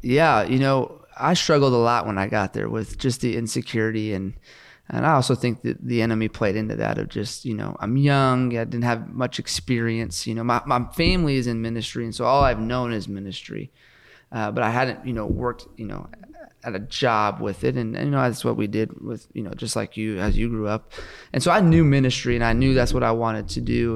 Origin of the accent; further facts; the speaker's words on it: West Coast, United States; now in Oklahoma, United States; I grew up on the West Coast